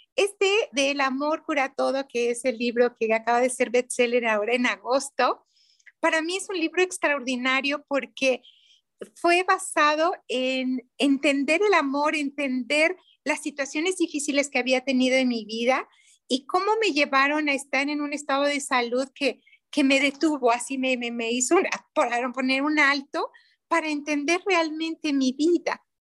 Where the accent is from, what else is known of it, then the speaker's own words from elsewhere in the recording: Mexico; soy mexicana